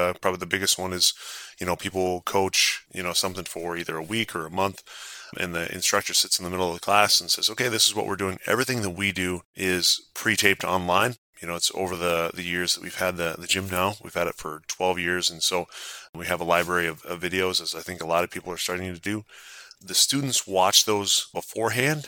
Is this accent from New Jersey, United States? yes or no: no; South Dakota, United States; growing up in South Dakota